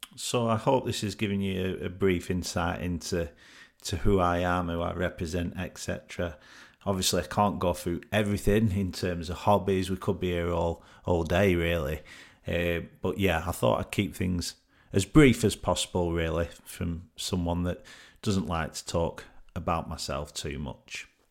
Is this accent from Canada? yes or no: no; Burnley, North West England, United Kingdom; came back home to my hometown of Burnley to live with my mum